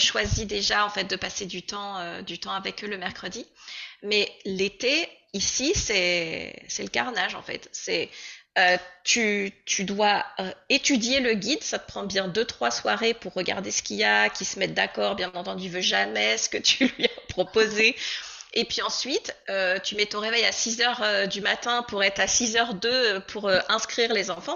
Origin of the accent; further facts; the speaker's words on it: Normandy, France; moved away as an adult; now in Comox, Canada; je viens de France, plus précisément de Normandie. Et puis, bah, désormais, en fait, j'habite à Comox, sur l'île de Vancouver